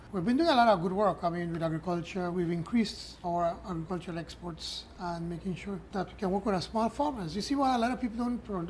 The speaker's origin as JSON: {"language": "English", "country": "Belize", "first_language": "Spanish", "second_language": "English"}